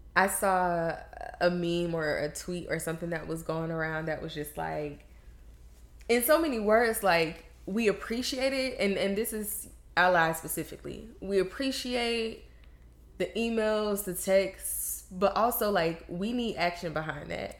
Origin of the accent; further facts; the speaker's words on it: the South, United States; We come from the South